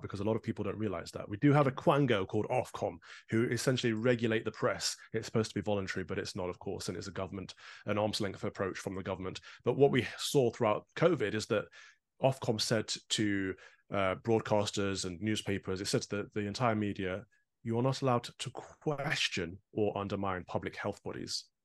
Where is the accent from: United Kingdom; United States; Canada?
United Kingdom; as a Brit